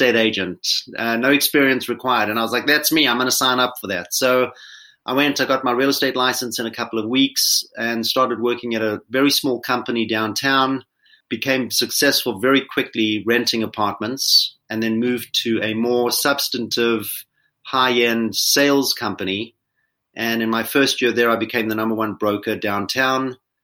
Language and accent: English; Johannesburg, Gauteng, South Africa; moved away as an adult; I was born in Johannesburg, South Africa, and grew up there, went to school